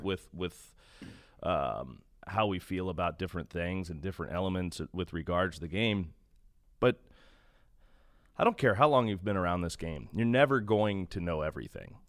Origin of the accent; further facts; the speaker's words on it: Kansas City, Missouri, United States; moved away; I grew up in Kansas City